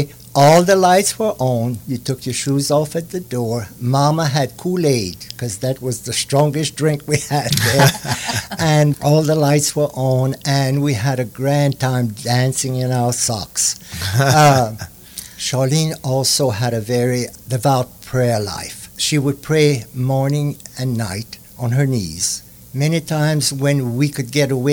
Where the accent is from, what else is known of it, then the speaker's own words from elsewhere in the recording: Church Point, Louisiana, United States; I was born in Church Point, September 20th, 1944. I was born at home